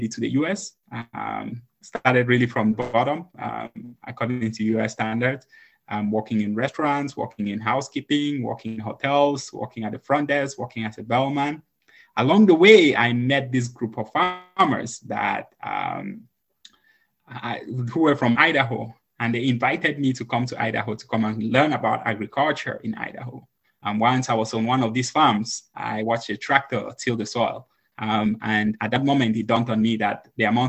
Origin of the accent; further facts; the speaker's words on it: Cameroon; now in United States; originally from Cameroon. I came to the US in 2010. Growing up in Cameroon